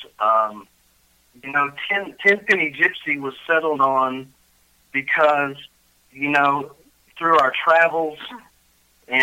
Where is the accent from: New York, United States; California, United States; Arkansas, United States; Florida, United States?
Arkansas, United States; Fort Smith; Yes, I grew up in Arkansas. I grew up in a place called Fort Smith, Arkansas